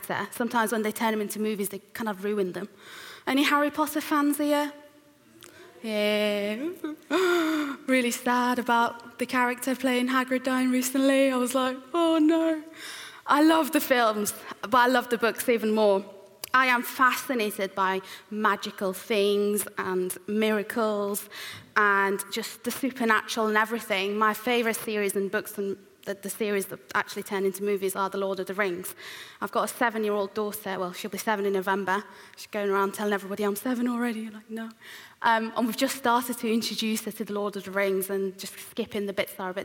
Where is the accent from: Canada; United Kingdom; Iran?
Iran; moved away; I was born and raised in Iran, which is an Islamic country